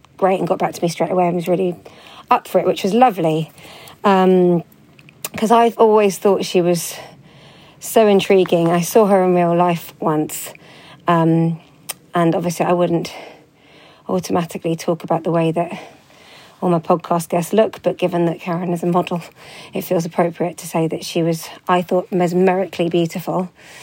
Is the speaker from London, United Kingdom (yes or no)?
yes; London, United Kingdom; my hometown in London